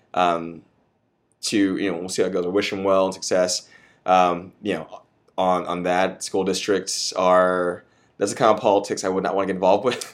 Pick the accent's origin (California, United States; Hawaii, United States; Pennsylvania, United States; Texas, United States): Texas, United States; Austin; I'm from Austin. I was born here, but I was raised here.